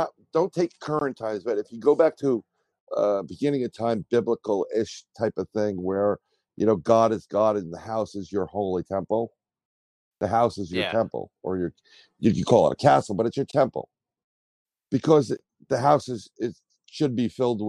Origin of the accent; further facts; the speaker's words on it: New York City, New York, United States; I grew up in the Bronx.